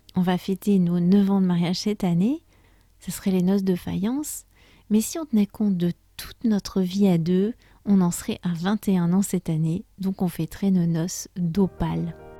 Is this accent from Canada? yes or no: no; France; je suis française